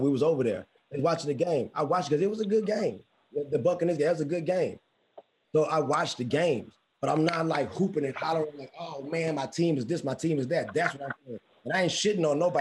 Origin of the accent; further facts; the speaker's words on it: Houston, Texas, United States; I'm from Houston. I'm from Houston